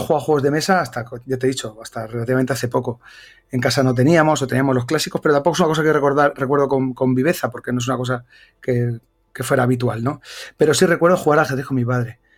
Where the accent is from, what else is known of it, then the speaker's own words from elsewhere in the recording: Bilbao, Basque Country, Spain; also born or lived in Extremadura; soy de Bilbao